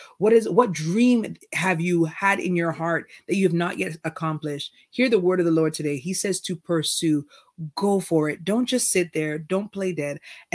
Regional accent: Canada; as a Canadian artist, I find that my reach was not necessarily going south to like the US

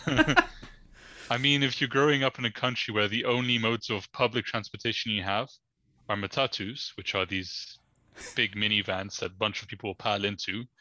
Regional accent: Uganda; moved away as an adult; also born or lived in London; now in Netherlands; living or growing up in Uganda

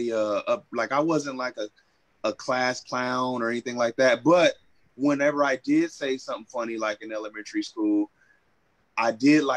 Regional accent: Vallejo, California, United States; moved away as an adult; also born or lived in San Francisco, California / Sacramento, California; now in Los Angeles, United States; I'm originally from the Bay Area. Little city called Vallejo, California, Solano County

